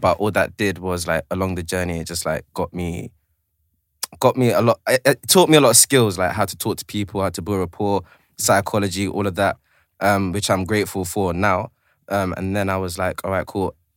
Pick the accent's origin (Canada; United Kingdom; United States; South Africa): United Kingdom; London; also born or lived in Tanzania / Zanzibar; I'm originally from South, but catch me on Kingsland now.